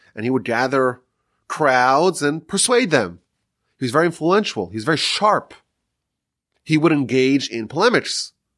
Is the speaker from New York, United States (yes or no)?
yes; New York, United States; now in Texas, United States; I'm from New York still